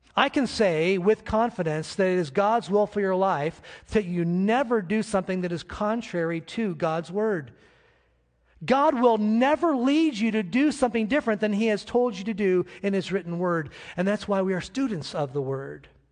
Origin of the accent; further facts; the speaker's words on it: United States; I'm an American